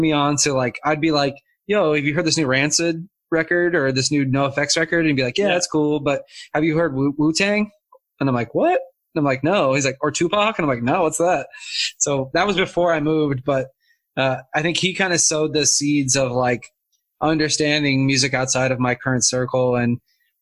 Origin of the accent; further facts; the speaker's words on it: Casper, Wyoming, United States; also born or lived in Seattle, Washington; now in Los Angeles, United States; The bulk of my youth was in Wyoming. I grew up basically like in Casper